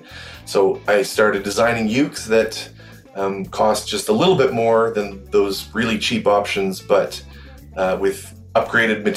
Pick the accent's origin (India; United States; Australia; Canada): Canada; Calgary, Alberta; I'm from Calgary, Alberta in Canada